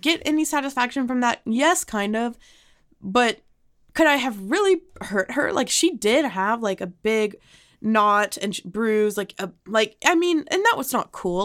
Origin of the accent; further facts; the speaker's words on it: Highland Park, Texas, United States; I'm from Highland Park